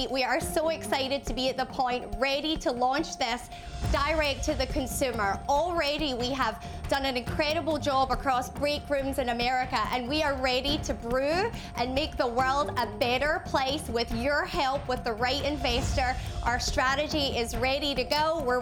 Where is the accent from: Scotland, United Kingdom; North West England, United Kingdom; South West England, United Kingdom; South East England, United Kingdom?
Scotland, United Kingdom; First, Scotland.